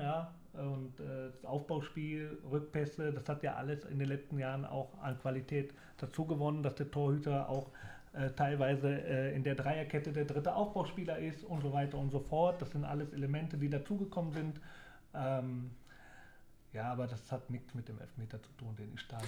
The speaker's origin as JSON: {"language": "German", "town": "Leverkusen", "region": "North Rhine-Westphalia", "country": "Germany", "tie": "born or raised there", "also_born_or_lived": "Sandhausen / Braunschweig / Mainz", "moved": "yes", "said": "Leverkusen ist meine Heimat und mein Geburtsort"}